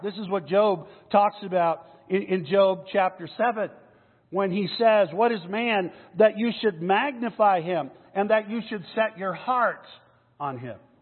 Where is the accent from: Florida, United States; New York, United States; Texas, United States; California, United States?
Texas, United States; McAllen; now in Denver, United States; I grew up in Texas. I grew up in South Texas, way down south by the border, a little town called McAllen